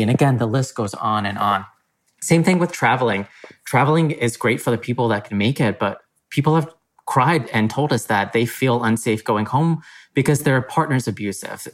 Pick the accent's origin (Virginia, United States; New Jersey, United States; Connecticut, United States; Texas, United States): Texas, United States; I grew up in Texas. This is home for me